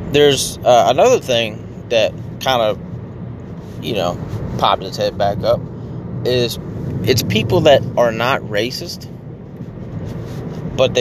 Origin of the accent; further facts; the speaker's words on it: United States; America, which is where I'm from